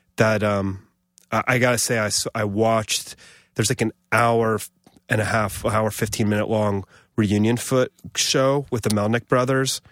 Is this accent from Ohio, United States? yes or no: yes; Columbus, Ohio, United States; moved away as an adult; also born or lived in Buffalo / Los Angeles; now in New York, United States; my dad worked at the university, and I grew up in Columbus.